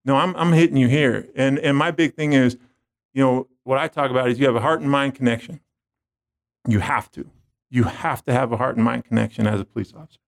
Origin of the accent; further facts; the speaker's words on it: San Francisco, California, United States; growing up, I grew up in San Francisco.